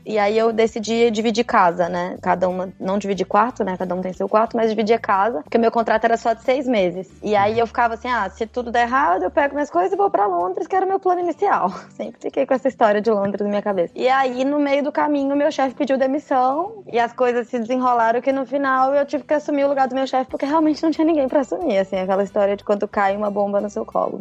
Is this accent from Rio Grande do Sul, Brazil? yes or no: no; Ipatinga, Minas Gerais, Brazil; moved away as an adult; also born or lived in São Paulo; now in Hungary; eu sou de Minas Gerais, Ipatinga, no leste de Minas